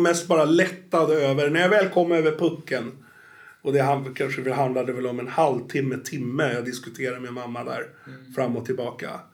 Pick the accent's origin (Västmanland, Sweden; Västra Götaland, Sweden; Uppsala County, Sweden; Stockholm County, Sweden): Stockholm County, Sweden; Stockholm; accent: Stockholm; moved away; also born or lived in Norrtälje; Jag är ju född i Stockholm, men jag har bott 20 år i Norrtälje.